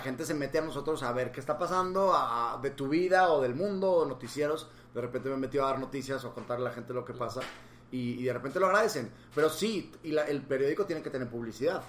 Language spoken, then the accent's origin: Spanish; Monterrey, Nuevo León, Mexico; moved away as an adult; also born or lived in Mexico City; Yo viví aquí, aquí crecí